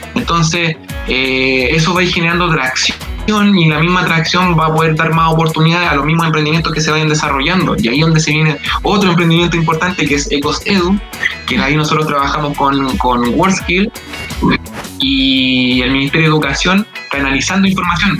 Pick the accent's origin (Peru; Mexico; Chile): Chile; Santiago, Santiago Metropolitan Region; del lugar donde vivo yo, que es la comuna de Lo Prado